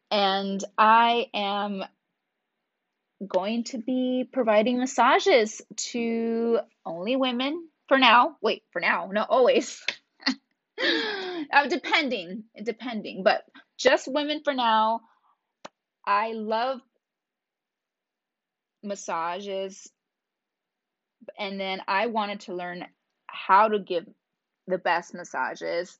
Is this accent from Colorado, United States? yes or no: no; Reno, Nevada, United States; my hometown, Reno, Nevada